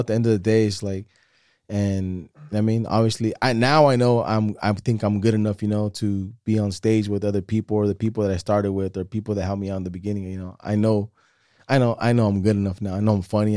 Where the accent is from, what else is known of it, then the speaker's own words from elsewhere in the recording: Salinas, California, United States; also born or lived in San Jose; we moved here, like, in ninety-nine